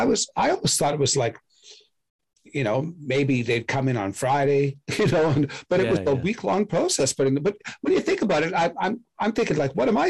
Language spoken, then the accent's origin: English; Sault Ste. Marie, Ontario, Canada; I'm from Sault Ste. Marie, Ontario